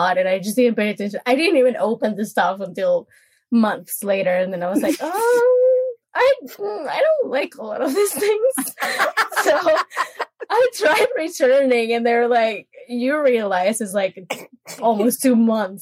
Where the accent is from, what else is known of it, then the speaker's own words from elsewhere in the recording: Monterrey, Nuevo León, Mexico; now in Ashburn, United States; It's a place called Monterrey.